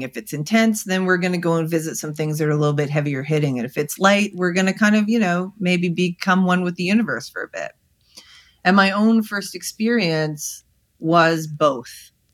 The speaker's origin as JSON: {"language": "English", "country": "Canada", "said": "I'm Canadian"}